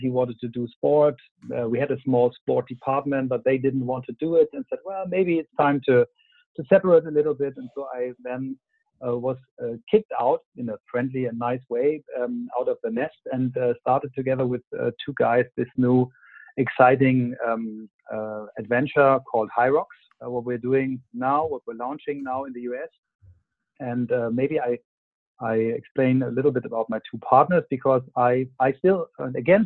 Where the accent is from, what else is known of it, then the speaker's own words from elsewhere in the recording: Kiel, Schleswig-Holstein, Germany; also born or lived in Flensburg; I was born and raised in Flensburg and then Kiel, which is close to the Danish border.